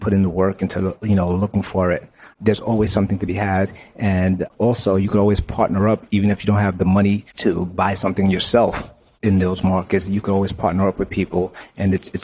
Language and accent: English; New York City, New York, United States; I'm from Brooklyn, you know, the ungentrified part of Brooklyn